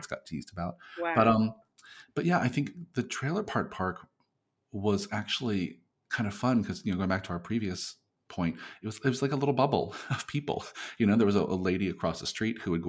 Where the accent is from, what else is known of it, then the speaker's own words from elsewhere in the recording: near Long Beach Island, New Jersey, United States; moved away; also born or lived in Burlington County, New Jersey / New York City; We lived in South Jersey near, just basically near Long Beach Island, New Jersey